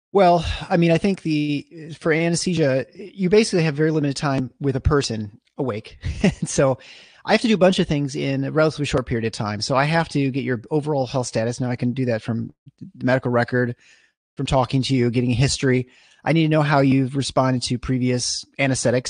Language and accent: English; East Lansing, Michigan, United States; I grew up in East Lansing, basically. I mean, just outside of East Lansing, uh, in Meridian Township